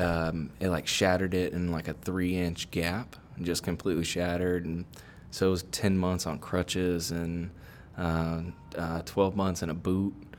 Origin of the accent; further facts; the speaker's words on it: Sugar Land, Texas, United States; I've actually was born and raised in Sugarland.